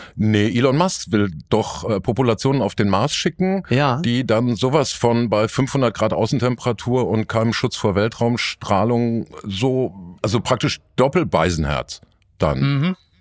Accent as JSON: {"language": "German", "town": "Dortmund", "region": "North Rhine-Westphalia", "country": "Germany", "said": "zur Schande meiner Stadt"}